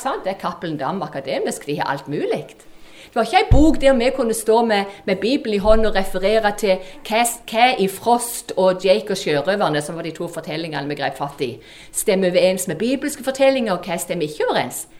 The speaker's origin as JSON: {"language": "Norwegian", "town": "Bryne", "region": "Rogaland", "country": "Norway", "also_born_or_lived": "Kristiansand", "accent": "Jærsk", "moved": "as an adult", "said": "Dere hører på mål at jeg er jærbu, jente ifra Bryne"}